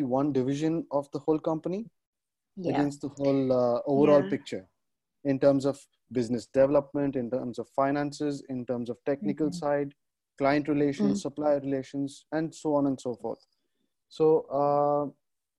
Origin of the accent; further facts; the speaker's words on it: Hyderabad, Telangana, India; I'm from Hyderabad in India